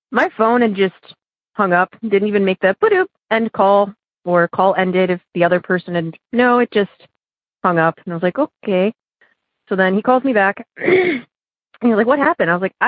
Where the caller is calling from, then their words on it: Oberlin, Ohio, United States; I'm calling from Oberlin, Ohio.